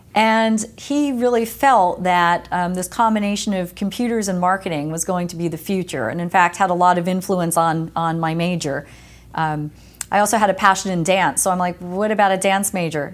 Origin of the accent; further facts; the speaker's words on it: Lake Apache, New Jersey, United States; moved away as an adult; also born or lived in West Coast, United States; I grew up in New Jersey